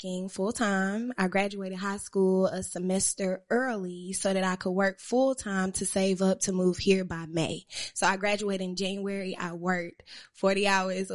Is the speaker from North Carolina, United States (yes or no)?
yes; Durham, North Carolina, United States; I'm from Durham, North Carolina.